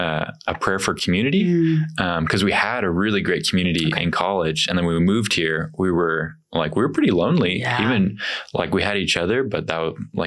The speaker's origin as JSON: {"language": "English", "town": "Carlsbad", "region": "New Mexico", "country": "United States", "tie": "born or raised there", "moved": "as an adult", "lives_now": "Houston, United States", "said": "I grew up in Carlsbad, New Mexico, which you might know, like the Carlsbad Caverns."}